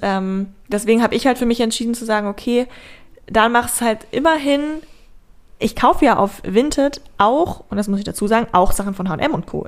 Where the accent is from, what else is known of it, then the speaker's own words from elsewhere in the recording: Braunschweig, Lower Saxony, Germany; aus Braunschweig, wo ich herkomme